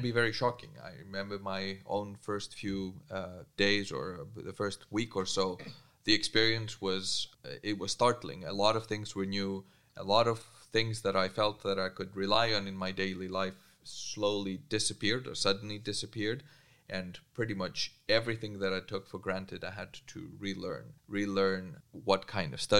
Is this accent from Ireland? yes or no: no; Greece; moved away as an adult; also born or lived in England; now in Groningen, Netherlands; I did move from my home country, Greece, to England when I was 18